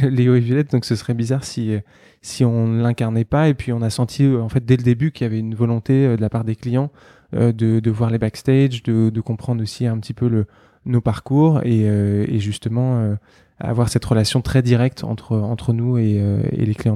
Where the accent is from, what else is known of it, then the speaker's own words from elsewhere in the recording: Paris, Île-de-France, France; je suis euh, parisien, né, euh, né à Paris